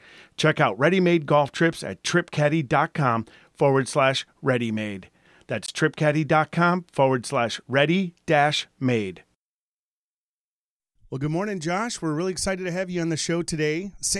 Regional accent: Michigan, United States; I grew up in Michigan.

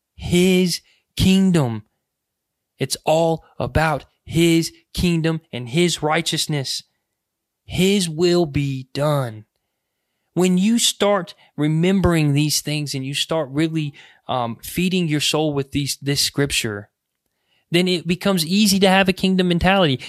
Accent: United States

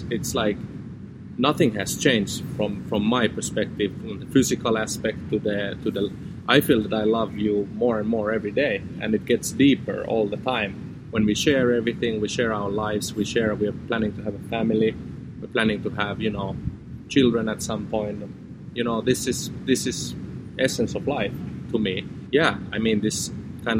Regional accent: Finland; also born or lived in Amsterdam; we've moved back to Finland together, back to my home country and close to my family

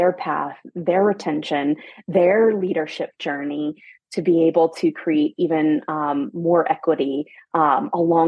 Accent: Atlanta, Georgia, United States; moved away as an adult; also born or lived in Germany / Paris; I'm from Atlanta, Georgia. I'm a mom. I have two young boys, but I'm originally from Atlanta

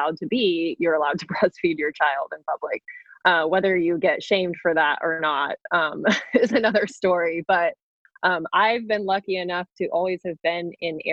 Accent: New Mexico, United States; moved away as an adult; the area that I grew up in New Mexico.

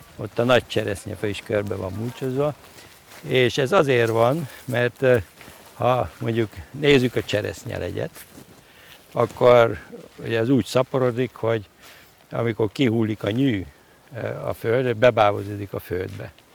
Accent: Miskolc, Borsod-Abaúj-Zemplén, Hungary; moved away; gyerekkoromban Miskolcon, uh-huh. ugye ahol születtem

